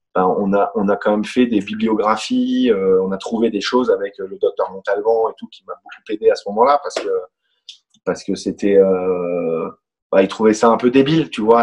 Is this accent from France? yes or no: yes; France; je suis français